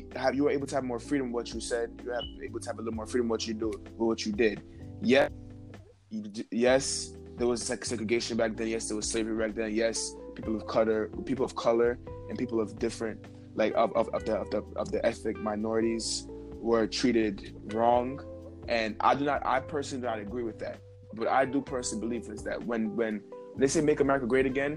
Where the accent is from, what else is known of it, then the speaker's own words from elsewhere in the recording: New York City, New York, United States; From Brooklyn